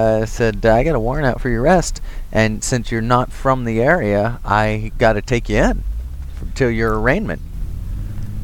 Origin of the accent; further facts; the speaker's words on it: Texas, United States; I'm from Texas, too